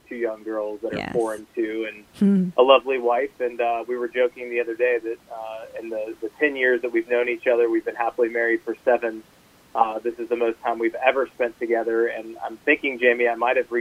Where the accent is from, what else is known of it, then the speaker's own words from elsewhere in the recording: Deep South, United States; where I come from the Deep South